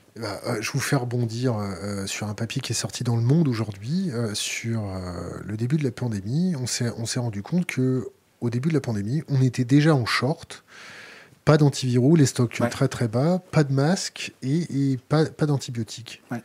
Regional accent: France; notre tempérament de Français

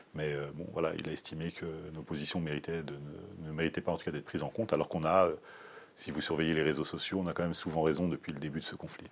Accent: France; je suis né en France

